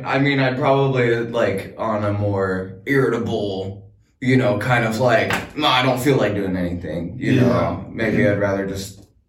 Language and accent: English; Bellingham, Washington, United States; I was born in Bellingham, okay?